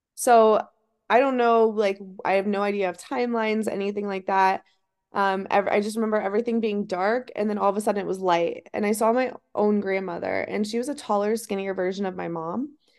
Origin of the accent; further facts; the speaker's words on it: Ohio, United States; moved away; I'm from Ohio